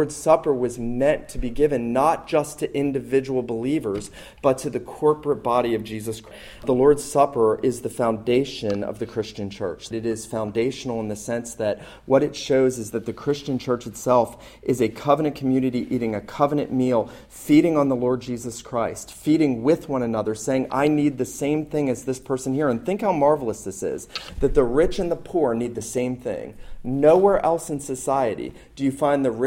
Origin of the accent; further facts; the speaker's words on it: the North, United States; now in the South, United States; growing up in the North, I wasn't taught to observe this